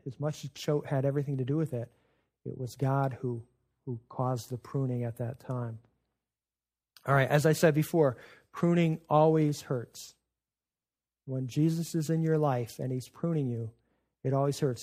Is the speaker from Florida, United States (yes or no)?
no; Adirondacks, North Country of New York, United States; I was growing up in the North Country of New York in the Adirondacks